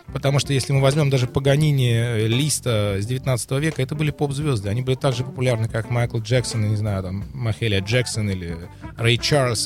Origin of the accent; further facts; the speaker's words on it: Saint Petersburg, Russia; now in Germany; я из Петербурга